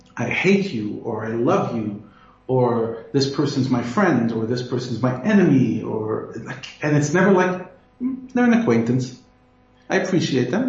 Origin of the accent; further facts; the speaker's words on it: United States; moved away as an adult; now in South Africa; although American by birth, I'm South African by choice. And I consider one of the greatest gifts of Hashem to me and my family is to be able to already be living here for 11 years